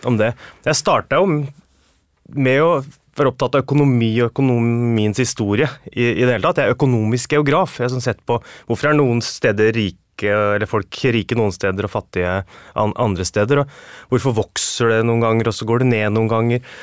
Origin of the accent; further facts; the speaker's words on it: Oslo, Norway; Jeg vokste opp på Nordberg.